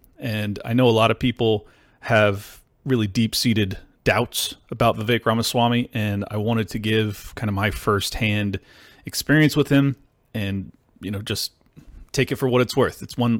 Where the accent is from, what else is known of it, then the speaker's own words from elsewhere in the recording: San Diego, California, United States; also born or lived in Miami; I'm from San Diego in Miami.